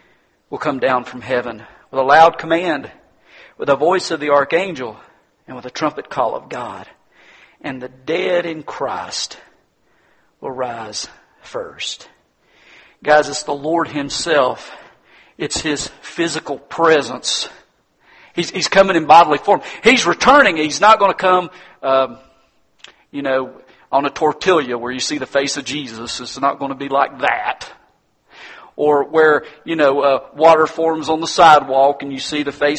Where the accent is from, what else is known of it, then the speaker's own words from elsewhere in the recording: United States; I'm an American